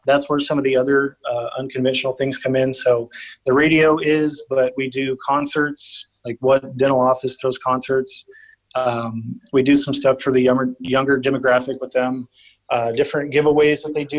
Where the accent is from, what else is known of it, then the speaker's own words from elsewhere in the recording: New Braunfels, Texas, United States; also born or lived in San Marcos, Texas / San Antonio, Texas; I was born and raised in New Braunfels, Texas